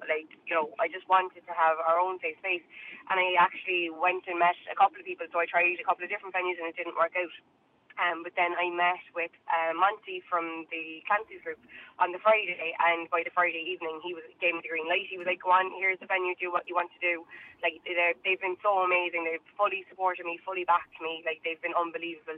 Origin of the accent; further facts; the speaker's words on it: Tralee, Munster, Ireland; moved away as an adult; now in Cork, Ireland; I'm from Kerry as well. I'm from Tralee